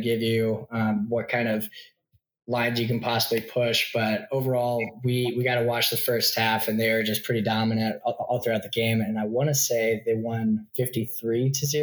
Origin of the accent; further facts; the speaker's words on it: Midwest, United States; now in Austin, United States; I grew up in the Midwest